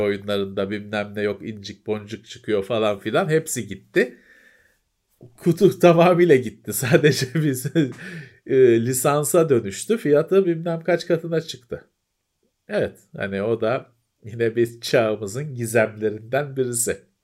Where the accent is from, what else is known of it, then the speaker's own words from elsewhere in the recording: Istanbul, Turkey; ben Bakırköylüyüm. Bakırköylüler şeyi bilir işte Teyyareci Fethi sokak vardır